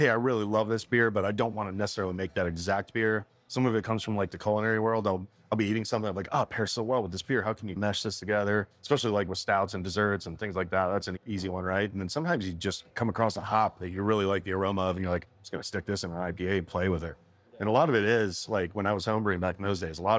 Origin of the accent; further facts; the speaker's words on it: Michigan, United States; now in Graham, United States; I grew up in Michigan, man, and craft beer is pretty prevalent up there